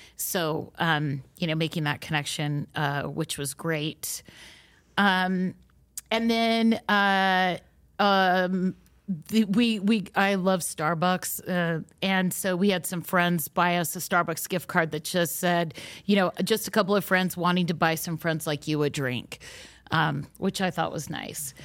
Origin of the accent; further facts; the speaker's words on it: Utah, United States; we're from Utah, so most of our experiences are related to the L D S faith and are rooted in our local traditions here